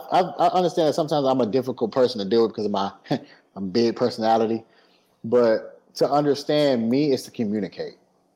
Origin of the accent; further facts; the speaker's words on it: Midwest, United States; No, I'm from the Midwest.